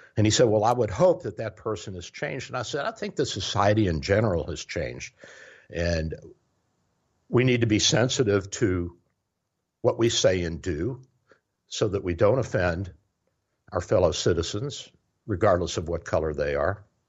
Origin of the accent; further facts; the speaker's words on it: the South, United States; I grew up in the South